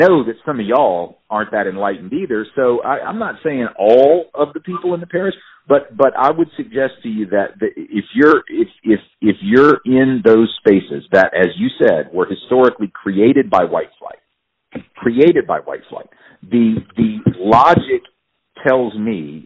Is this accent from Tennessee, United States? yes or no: yes; Nashville, Tennessee, United States; moved away as an adult; also born or lived in New Orleans; I grew up in Nashville